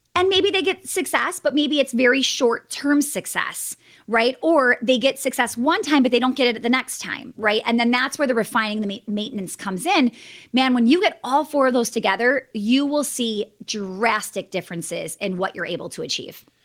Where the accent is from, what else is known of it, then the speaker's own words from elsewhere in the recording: Wisconsin, United States; I'm from Wisconsin